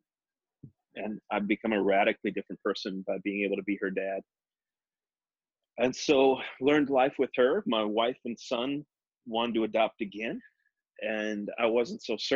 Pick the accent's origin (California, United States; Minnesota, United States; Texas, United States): Minnesota, United States; Minneapolis; I grew up in Minneapolis